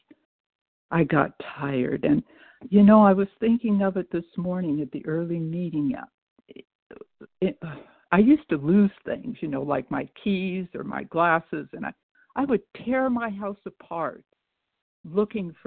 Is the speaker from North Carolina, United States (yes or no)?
no; Chicago, Illinois, United States; I was born in Chicago, but I'm from Missouri